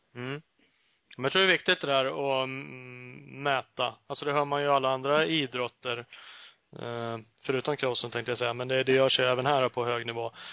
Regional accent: Sweden

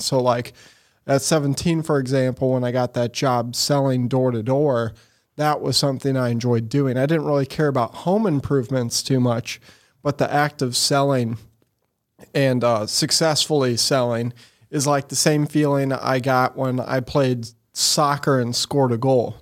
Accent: Eureka, Missouri, United States; also born or lived in Sunset Hills, Missouri / St. Louis, Missouri; was raised in Eureka, Missouri, out by Six Flags

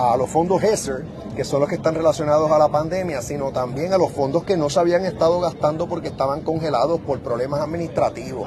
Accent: Puerto Rico; somos bendecidos porque la bandera americana ondea en nuestra tierra

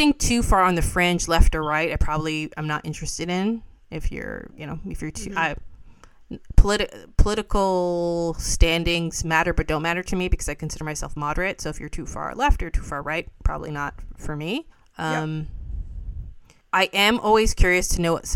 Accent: Toronto, Ontario, Canada; born and bred in the West End

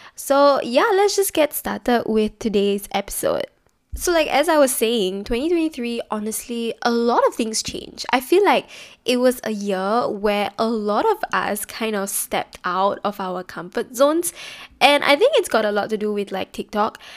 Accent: Singapore; especially being Singaporean

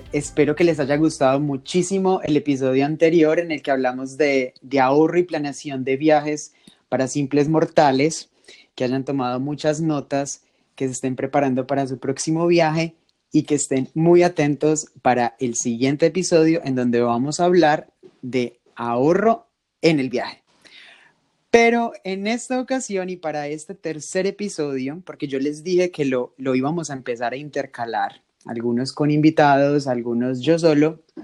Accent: Manizales, Caldas, Colombia; Ana y yo somos de Manizales, la ciudad más divina de Colombia, la ciudad más llena de montañas de Colombia y crecimos eh, y, estudiamos juntos

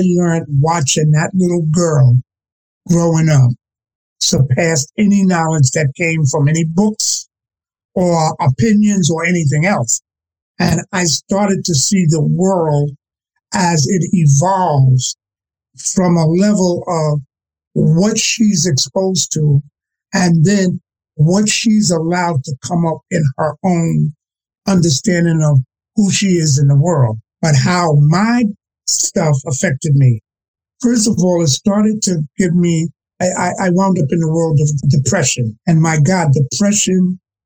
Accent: New York City, New York, United States; I'm a product of growing up on the Lower East Side, all right, in terms of Alphabet City in New York, and being a project child

